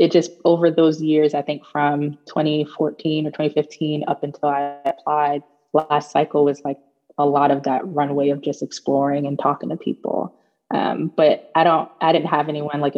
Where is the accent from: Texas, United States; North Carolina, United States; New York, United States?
New York, United States; New York City; moved away as an adult; also born or lived in Baltimore, Maryland; now in Charlottesville, United States; I'm from Brooklyn, New York. Born, raised, and educated in Brooklyn